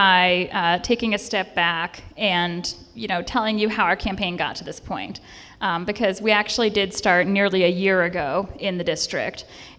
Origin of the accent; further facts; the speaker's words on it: Roseville, California, United States; our district starts in Roseville, which is my hometown